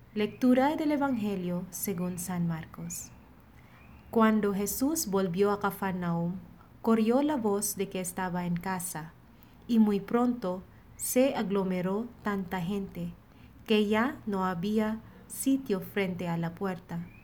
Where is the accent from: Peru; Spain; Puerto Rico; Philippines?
Philippines; now in Monterrey, Mexico; misionera filipina destinada en la comunidad de Monterrey.